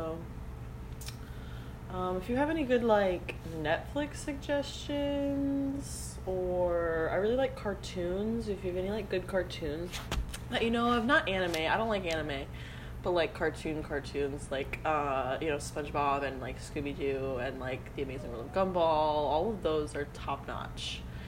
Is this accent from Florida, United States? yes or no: yes; Florida, United States; I'm from Florida.